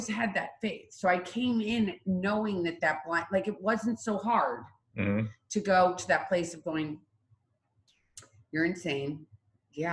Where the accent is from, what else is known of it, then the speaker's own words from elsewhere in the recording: Midwest, United States; I'm from the Midwest.